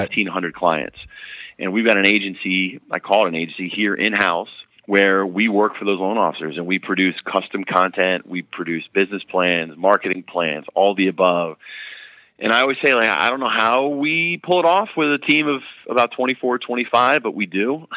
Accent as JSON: {"language": "English", "region": "North Carolina", "country": "United States", "said": "I am from North Carolina"}